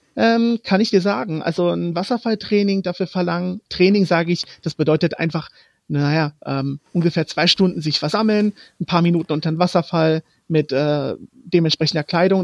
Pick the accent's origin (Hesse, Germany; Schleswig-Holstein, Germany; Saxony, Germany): Hesse, Germany; Frankfurt; first language Romani; German is a second language; moved away as an adult; also born or lived in Croatia; now in Kyoto, Japan; als ich vor fünf Jahren von meiner Heimat äh, Frankfurt nach Kyoto gezogen bin